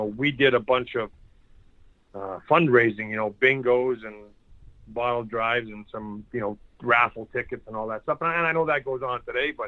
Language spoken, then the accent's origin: English; Churchbridge, Saskatchewan, Canada; my hometown's 900 people